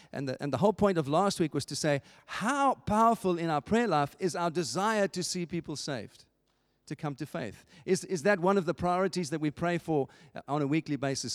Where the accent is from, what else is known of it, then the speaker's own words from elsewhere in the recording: England, United Kingdom; as English people